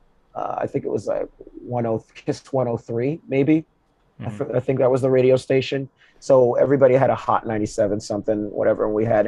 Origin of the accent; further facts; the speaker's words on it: Georgia, United States; moved away as an adult; also born or lived in Boston; now in Brooklyn, United States; Born and raised in Georgia